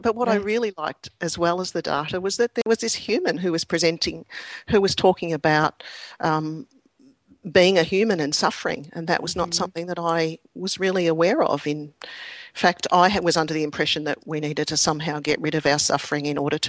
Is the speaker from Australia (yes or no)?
yes; Australia; accent: Australian; I hope my Australian accent is not too difficult for you.